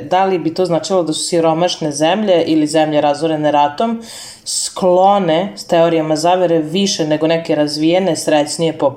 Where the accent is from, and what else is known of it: Serbia